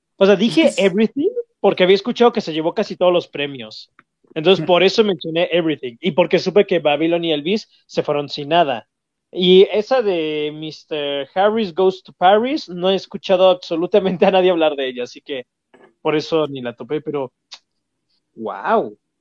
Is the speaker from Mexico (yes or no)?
yes; Mexico; como mexicano